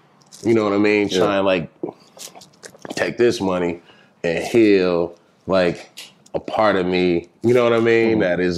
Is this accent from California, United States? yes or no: yes; Los Angeles, California, United States; Like, you know, I come from the East Side, and I would say up until UCLA, everything I was seeing was all, like, on a first-hand experience